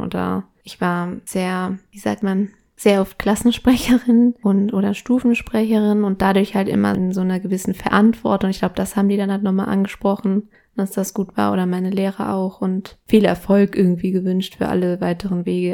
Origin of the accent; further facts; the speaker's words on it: Ecuador; moved away; bei uns in Ecuador